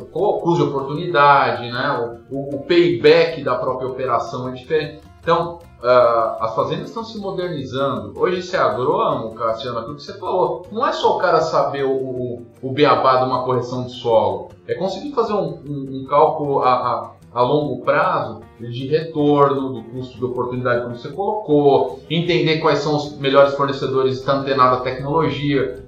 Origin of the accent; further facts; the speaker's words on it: São Paulo, Brazil; moved away as an adult; now in Curitiba, Brazil; eu morava em São Paulo, sou de São Paulo capital, moro em Curitiba hoje, mas sou de São Paulo.